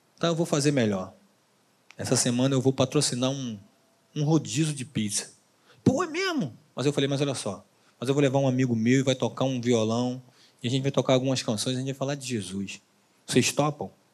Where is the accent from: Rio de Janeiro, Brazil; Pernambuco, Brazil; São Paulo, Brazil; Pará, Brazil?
Rio de Janeiro, Brazil; Duque de Caxias; also born or lived in Tijuca, Rio de Janeiro; eu saí do Rio de Janeiro, da minha cidade, em Caxias